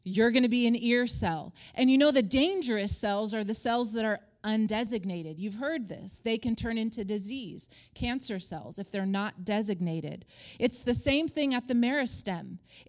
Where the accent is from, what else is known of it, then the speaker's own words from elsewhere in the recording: Palm Springs, California, United States; also born or lived in Stockholm, Sweden / Colorado; I was born in Stockholm, Sweden. My parents were missionaries there. Then we went to Northern California, Colorado. But I would say my roots are Palm Springs, California.